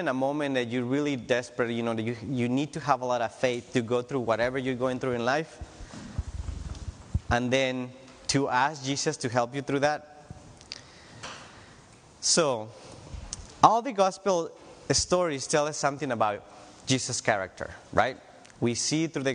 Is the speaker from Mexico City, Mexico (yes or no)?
no; Tijuana, Baja California, Mexico; moved away as an adult; now in United States; I'm from Tijuana, Mexico